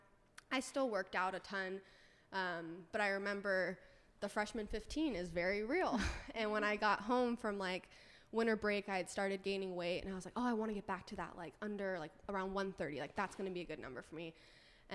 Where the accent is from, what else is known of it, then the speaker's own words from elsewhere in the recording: Orange County, California, United States; also born or lived in San Diego; growing up in Orange County, going to college in San Diego, which is where I went to school